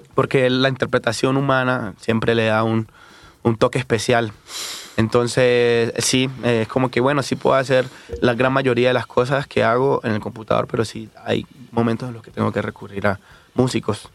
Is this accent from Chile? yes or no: no; Quibdó, Chocó, Colombia; also born or lived in Bogotá, Colombia; now in Mexico City, Mexico; me fui de, de Quibdó, de donde nací, me fui a Bogotá, la capital